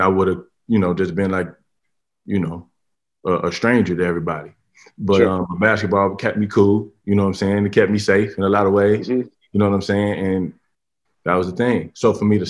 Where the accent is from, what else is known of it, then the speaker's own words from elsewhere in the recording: Harvey, Illinois, United States; I'm from Harvey, Illinois, and that's a hood where, you know, part of my survival was basketball